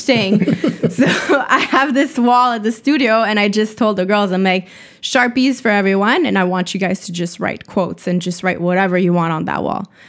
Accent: Montreal, Quebec, Canada; Montreal is hometown.

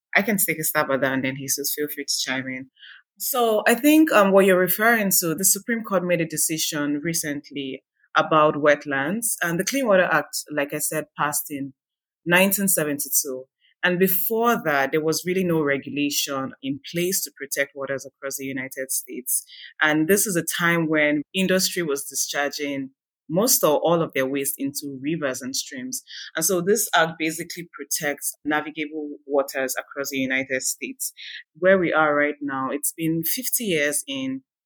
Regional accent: Nigeria; now in California, United States; I am originally from Nigeria

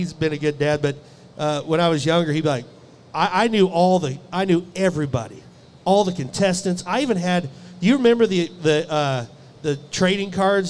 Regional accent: Abbeville, Kansas, United States; We didn't have cable growing up in Abbeville, Kansas, you know.

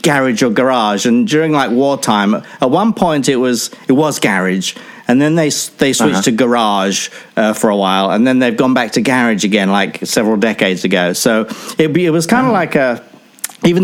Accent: Enfield, London, United Kingdom; also born or lived in Chatham, Kent; I grew up in a town called Enfield, North London, just sort of outside of London itself, near the Greenbelt

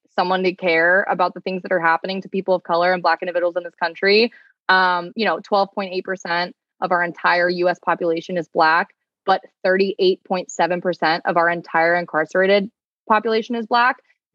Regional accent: Canada; Being self-aware as a Canadian, like, right, like, that's what your duty as a citizen is

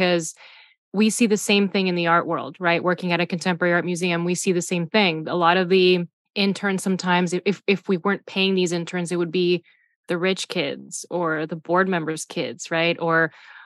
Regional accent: Miami, Florida, United States; I am from Miami.

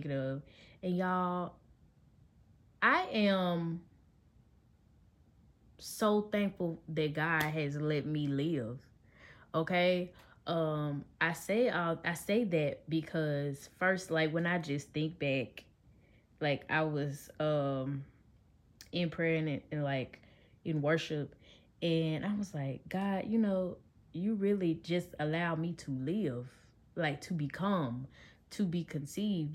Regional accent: Memphis, Tennessee, United States; I am from Memphis

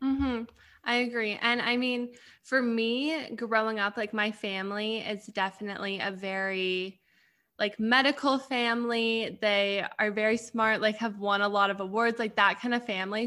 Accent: Canada; moved away as an adult; also born or lived in Arizona; so I got sent back home to Canada. And I got sent back home to my hometown

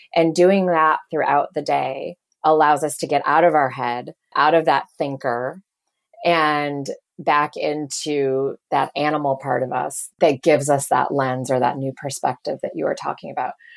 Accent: Detroit, Michigan, United States; I'm from Michigan, actually, from Detroit

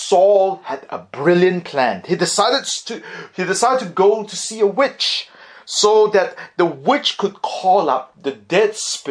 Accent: Singapore; I was growing up in Singapore

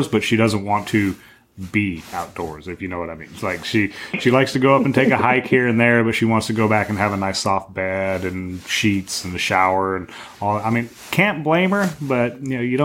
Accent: Wyoming, United States; moved away; grew up in Wyoming

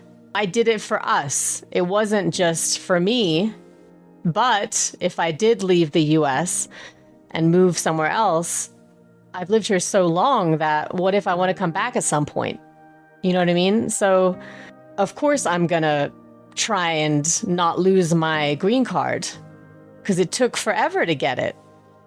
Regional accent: Germany; born there; You know, I was born in Germany, so I would like to keep that.

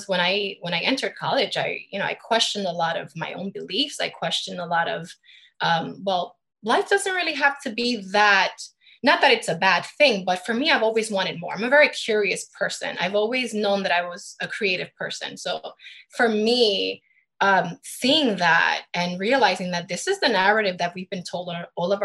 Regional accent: New York City, New York, United States; also born or lived in Midtown Manhattan; I was born and raised in the Bronx

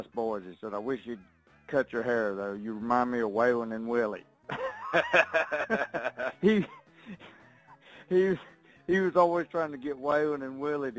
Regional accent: Macon, Georgia, United States; moved away as an adult; He knew I was from Macon

